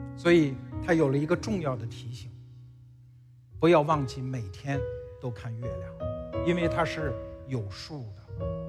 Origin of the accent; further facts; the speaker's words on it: China; 我身为中国人，我身为华夏 儿女